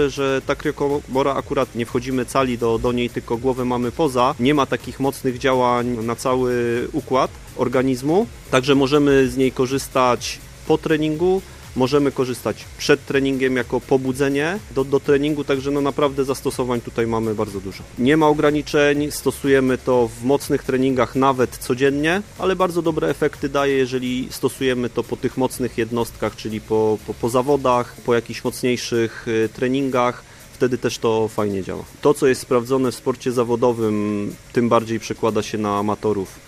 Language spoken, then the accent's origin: Polish; Grodzisk, Poland; Z Grodziska … z Grodziski Klub Biegacza.